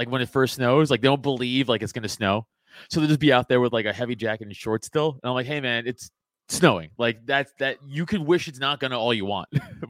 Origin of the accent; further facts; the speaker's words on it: New York, United States; also born or lived in Staten Island; now in Pennsylvania, United States; I'm from New York, right? And then I moved from New York to PA.